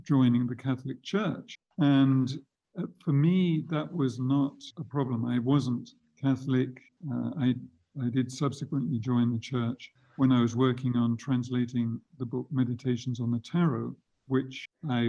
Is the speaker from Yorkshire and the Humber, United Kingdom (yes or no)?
no; Reading, South East England, United Kingdom; I was born in Reading in 1947